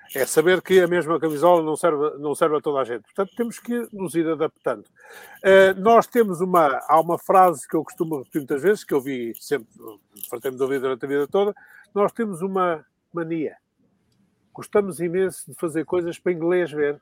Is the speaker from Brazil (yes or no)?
no; Sedefeita, Minho, Portugal; now in Lisbon, Portugal; sou um, um lisboeta adotivo, eu sou de Sedefeita, foi onde nasci, foi em Sedefeita, aí no Mainho